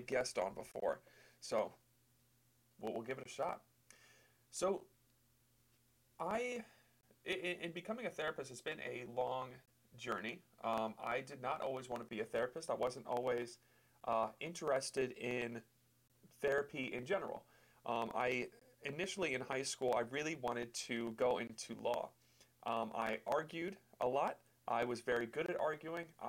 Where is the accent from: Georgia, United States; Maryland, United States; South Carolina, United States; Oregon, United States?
Maryland, United States; Mechanicsville; moved away as an adult; also born or lived in Long Island, New York; I grew up in Mechanicsville, Maryland.